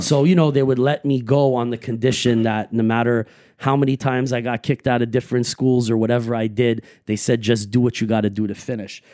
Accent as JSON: {"language": "English", "town": "Montreal", "region": "Quebec", "country": "Canada", "tie": "born or raised there", "said": "I grew up everywhere, all like basically, you know, NDG, uh, Uptown, Côte Saint Luc, that whole West End of Montreal."}